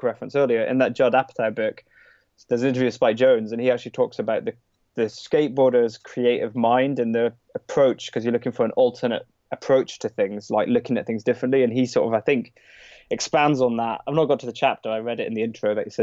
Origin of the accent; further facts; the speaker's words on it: Scotland, United Kingdom; also born or lived in London; now in Brighton, United Kingdom; It's up in Scotland, where I'm actually from originally. I was born and brought up in Scotland.